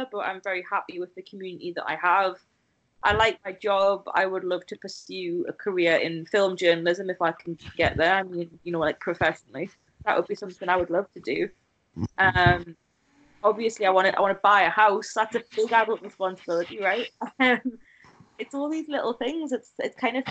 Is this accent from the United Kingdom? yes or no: yes; near Newcastle, North East England, United Kingdom; moved away as an adult; also born or lived in Oxford; the big city near my hometown, Newcastle.